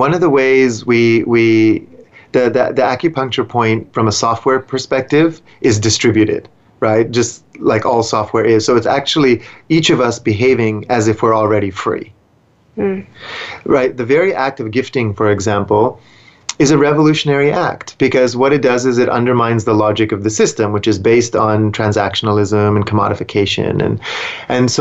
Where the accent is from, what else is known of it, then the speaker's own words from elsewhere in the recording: Vancouver, British Columbia, Canada; I grew up in Vancouver